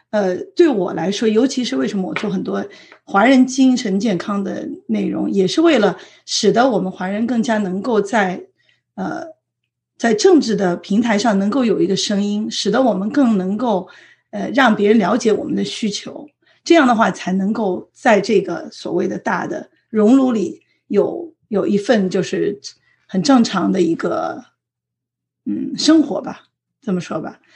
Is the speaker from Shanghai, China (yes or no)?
yes; Shanghai, China; moved away as an adult; now in San Francisco Bay Area, United States; 因为我是在上海长大的，那么我，我父母的户口在北京，所以我也经历了一段所谓的这个不是在上海的户口，在上海上学